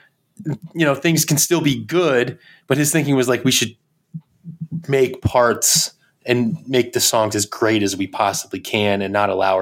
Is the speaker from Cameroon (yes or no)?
no; New Bedford, Massachusetts, United States; now in Boston, United States; growing up in New Bedford